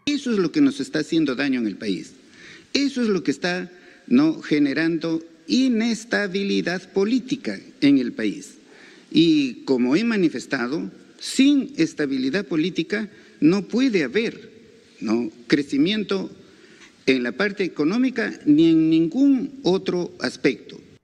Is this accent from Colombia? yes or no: no; Peru; somos todos los peruanos